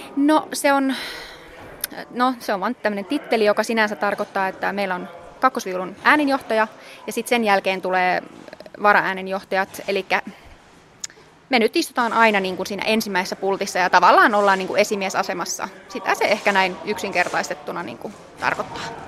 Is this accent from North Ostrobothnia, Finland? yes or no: yes; Oulu, North Ostrobothnia, Finland; mä oon Oulusta kotoisin ja äiti ja isä huomasi, että mä, mä oon musikaalinen pienenä